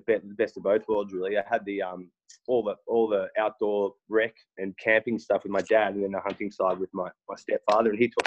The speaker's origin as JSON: {"language": "English", "town": "Sydney", "region": "New South Wales", "country": "Australia", "tie": "born or raised there", "also_born_or_lived": "Berrima, New South Wales", "said": "I grew up in Bondi. I'm a born and raised Bondi boy there"}